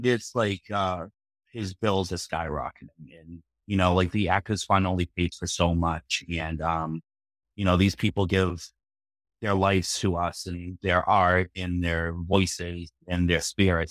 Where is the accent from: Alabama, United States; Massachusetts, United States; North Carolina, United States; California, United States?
Massachusetts, United States; Boston; I'm from Boston